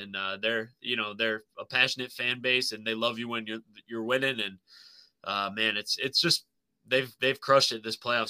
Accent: Pennsylvania, United States; the county that we grew up in Pennsylvania, right? Bradford County.

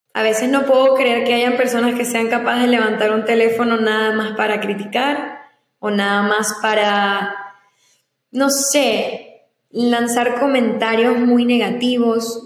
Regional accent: Ciudad Ojeda, Zulia, Venezuela; also born or lived in San Antonio, Texas / Maracaibo / Cabimas; now in United States; yo me crié toda mi vida en el estado Zulia, específicamente a una hora de Maracaibo, en un lugar llamado Ciudad Ojeda

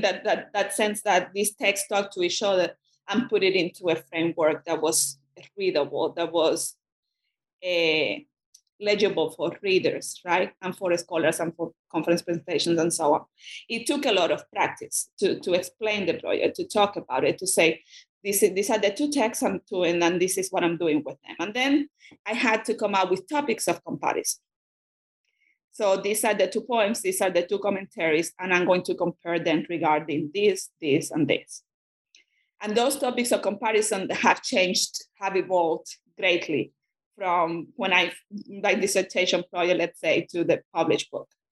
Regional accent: Cuba; first language Spanish; English is a second language; moved away as an adult; now in United States; I'm a Spanish speaker, and that uh, I grew up in Cuba

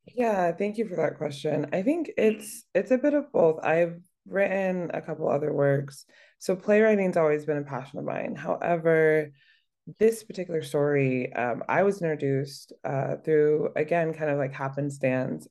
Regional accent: Merced, California, United States; growing up in california my father served as well and um, he was stationed out at Castle Air Force Base. This is in Atwater, California, which is the neighboring city um, to my hometown where I was born, called Merced, California.

